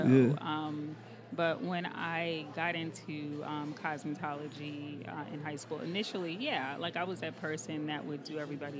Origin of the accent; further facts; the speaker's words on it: New Jersey, United States; I grew up in Jersey.